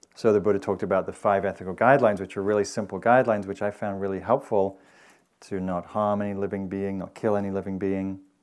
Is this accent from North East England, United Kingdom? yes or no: yes; Newcastle, North East England, United Kingdom; moved away; the Newcastle, which was the big town where I grew up in Northern England.